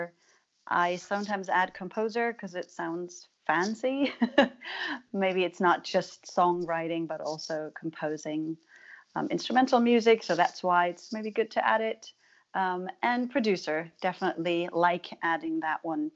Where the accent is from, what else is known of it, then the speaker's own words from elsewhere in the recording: Germany; moved away; I was from Germany